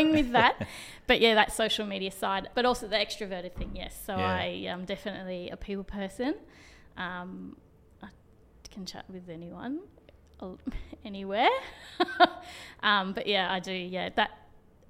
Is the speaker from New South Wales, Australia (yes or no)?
no; Brisbane, Queensland, Australia; I was from Brisbane